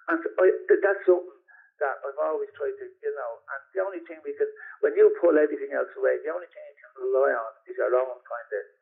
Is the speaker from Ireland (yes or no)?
yes; Dublin, Leinster, Ireland; we're born in a working class part of Dublin. You know, Finglas